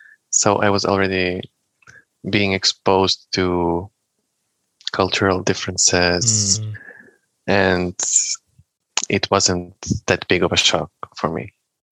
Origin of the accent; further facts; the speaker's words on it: Bitola, North Macedonia; moved away as an adult; also born or lived in Skopje, North Macedonia / Austria / Palma de Mallorca, Spain / Barcelona, Spain; my hometown in Bitola